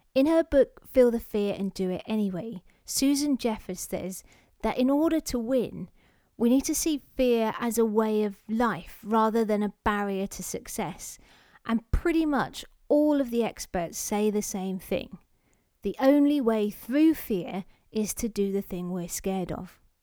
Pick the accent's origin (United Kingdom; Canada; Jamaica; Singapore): United Kingdom; London; I was born in London, not Russia